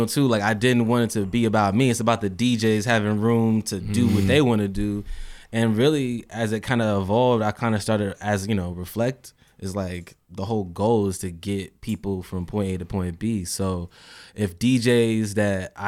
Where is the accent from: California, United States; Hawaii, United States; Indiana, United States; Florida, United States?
Indiana, United States; Indianapolis; I'm from Indianapolis